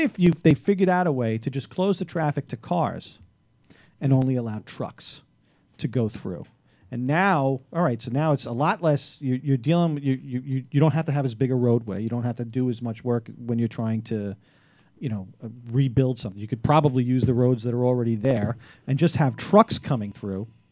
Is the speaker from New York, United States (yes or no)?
yes; New York City, New York, United States; As a Staten Islander